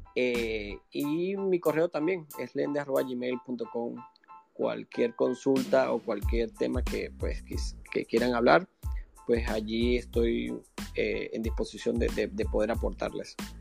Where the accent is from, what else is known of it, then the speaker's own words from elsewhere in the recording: Venezuela; moved away as an adult; now in Panama; soy venezolano, tengo siete años acá en Panamá